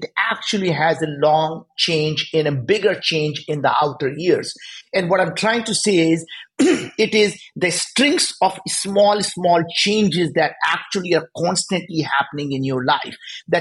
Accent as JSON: {"language": "English", "country": "India", "tie": "born or raised there", "moved": "yes", "said": "we grew up in India. We were very poor"}